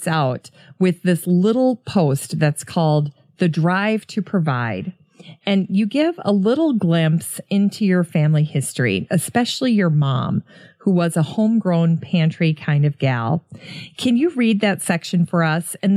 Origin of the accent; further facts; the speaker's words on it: Minnesota, United States; as a Minnesota girl